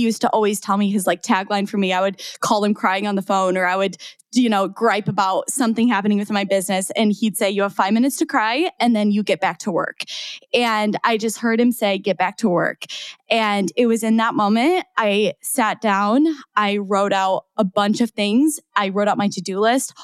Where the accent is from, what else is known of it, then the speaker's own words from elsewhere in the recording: 3 hours from Chicago, Midwest, United States; now in Chicago, United States; my hometown, which is 3 hours from Chicago